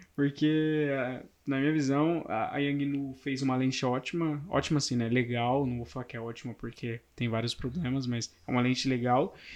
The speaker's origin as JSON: {"language": "Portuguese", "region": "São Paulo", "country": "Brazil", "tie": "born or raised there", "said": "nasci em São Paulo, vivo em São Paulo, vivo a vida inteira"}